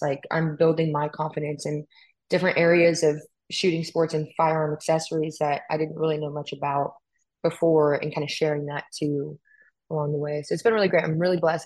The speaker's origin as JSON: {"language": "English", "region": "California", "country": "United States", "moved": "yes", "said": "I'm from California"}